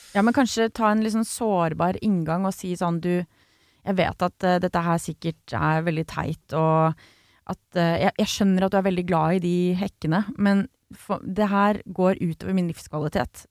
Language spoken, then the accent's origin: Norwegian; Grimstad, Agder, Norway; Jeg er fra Grimstad selv